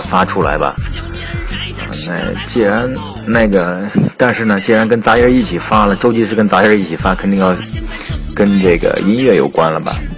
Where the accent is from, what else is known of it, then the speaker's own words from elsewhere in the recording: Henan, China; 我们河南话